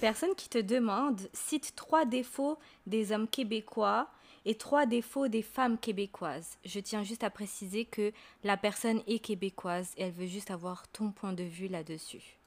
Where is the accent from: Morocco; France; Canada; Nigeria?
Morocco; Marrakech, Marrakesh-Safi; moved away; je suis de Marrakech